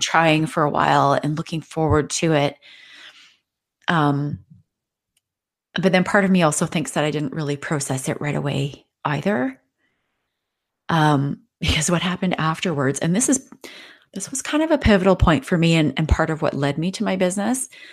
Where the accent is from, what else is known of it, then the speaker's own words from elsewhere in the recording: Canada; I'm from Canada